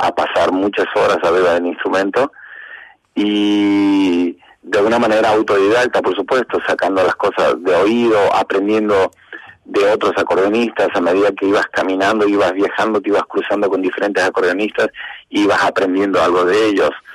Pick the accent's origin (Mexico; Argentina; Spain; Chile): Argentina; Apóstoles, Misiones; nací en Apóstoles Misiones, capital nacional de la yerba mate